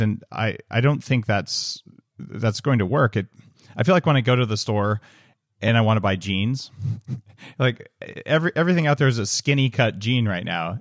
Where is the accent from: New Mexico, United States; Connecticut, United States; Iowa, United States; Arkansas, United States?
New Mexico, United States; moved away as an adult; also born or lived in California; I grew up in New Mexico